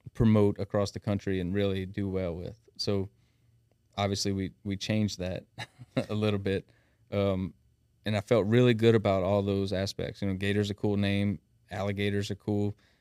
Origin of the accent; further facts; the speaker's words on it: South Louisiana, United States; accent: thick South Louisiana; now in Thibodaux, United States; born and raised in Shreveport. We're operating out of Thibodeau now